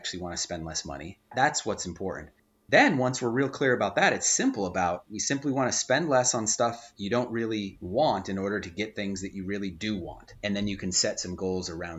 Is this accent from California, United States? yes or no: yes; Southern California, United States; I'm from Southern California.